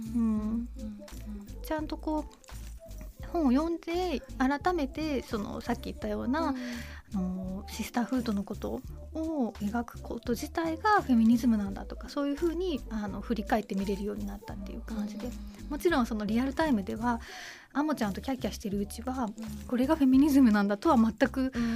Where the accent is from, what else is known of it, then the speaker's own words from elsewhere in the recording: Toyama, Japan; moved away; 自分が富山県っていう地方都市に生まれ育った